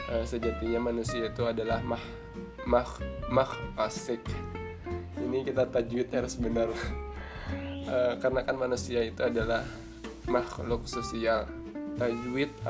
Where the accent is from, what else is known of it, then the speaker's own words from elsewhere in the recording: Barabai, South Kalimantan, Indonesia; asal saya dari Kabupaten Hulu Sungai Tengah, Kota Barabai dan Umur saya sekarang adalah 22 tahun.